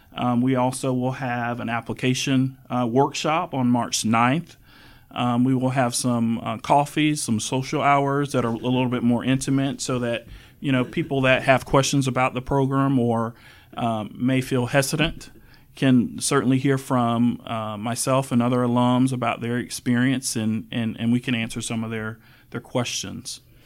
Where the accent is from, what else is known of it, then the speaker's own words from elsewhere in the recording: Wakulla County, Florida, United States; now in Tallahassee, United States; I am a Wakulla native. I grew up in Wakulla County